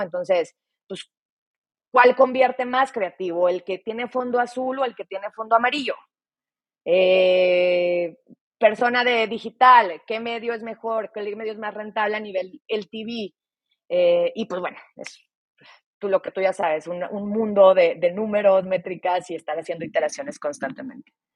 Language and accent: Spanish; Torreón, Coahuila, Mexico; estuve en el TEC de Monterrey, en Torreón, de donde yo soy